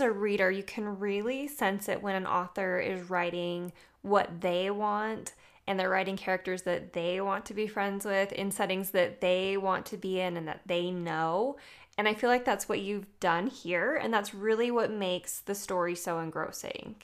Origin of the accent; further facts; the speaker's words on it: Utah, United States; I'm from Utah.